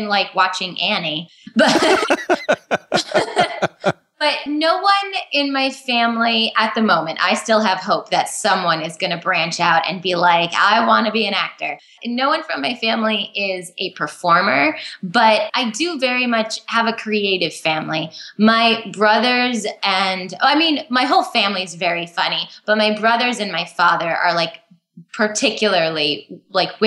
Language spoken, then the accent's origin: English; New York, United States; Born and raised in New York, an hour north of the city